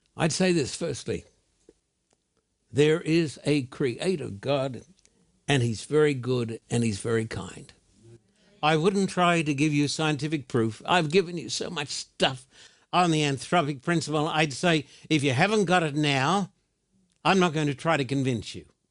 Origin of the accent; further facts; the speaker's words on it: Brisbane, Queensland, Australia; When I was a boy growing up in Brisbane, Australia